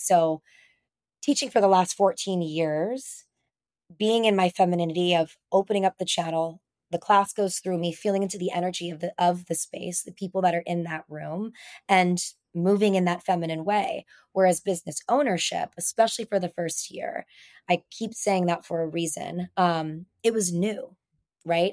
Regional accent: Reno, Nevada, United States; now in San Diego, United States; growing up in Reno, Nevada, in the mountains

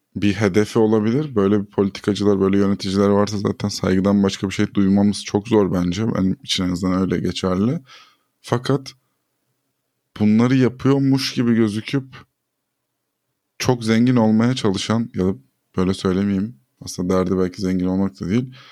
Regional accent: Turkey; ben bir Türkiye vatandaşıyım

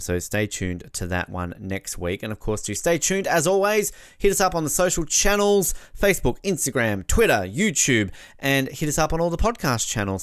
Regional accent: Australia; as an Australian

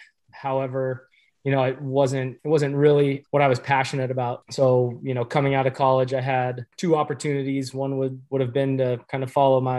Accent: California, United States; also born or lived in southeastern Wisconsin; now in Wisconsin, United States; Growing up, I grew up in California.

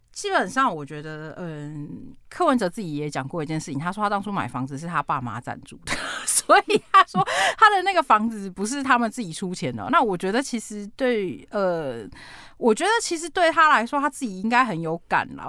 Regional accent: Taichung, Taiwan; 身为台中人

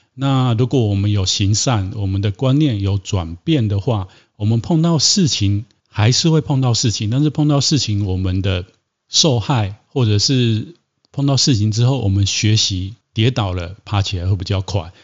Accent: Taiwan; 我们台湾人民

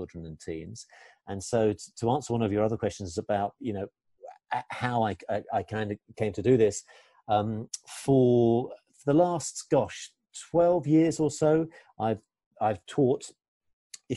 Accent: England, United Kingdom; I'm English

